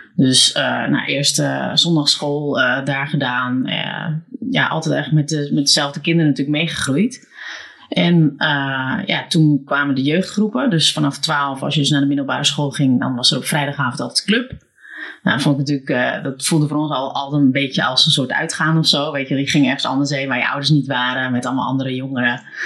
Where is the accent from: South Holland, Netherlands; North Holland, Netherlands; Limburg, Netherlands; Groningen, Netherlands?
North Holland, Netherlands; Alkmaar; born or raised there